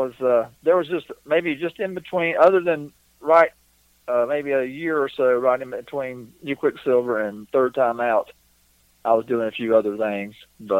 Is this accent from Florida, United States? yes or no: no; North Carolina, United States; moved away; back where I grew up in North Carolina.